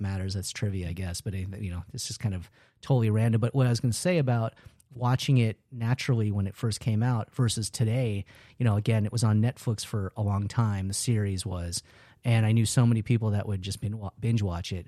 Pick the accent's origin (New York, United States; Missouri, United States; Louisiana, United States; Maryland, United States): New York, United States; moved away; I'm originally from New York